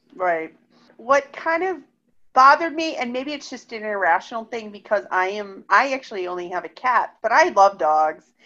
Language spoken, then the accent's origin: English; Cleveland, Ohio, United States; moved away; I grew up in Cleveland.